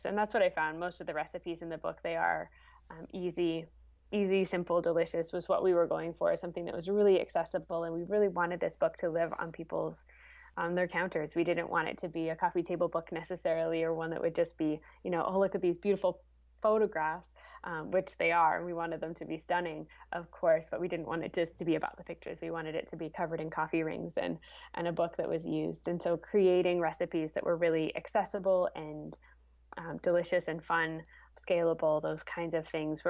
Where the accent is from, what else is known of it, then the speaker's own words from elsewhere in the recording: Canada; as a kid, as a Canadian